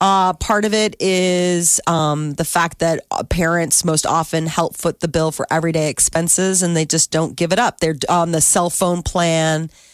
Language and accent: English; Ireland; I'm an Irish mother. I want my son.